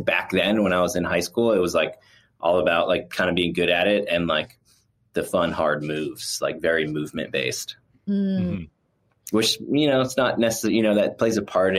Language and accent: English; Miami, Florida, United States; moved away as an adult; now in Boulder, United States; I grew up in Miami.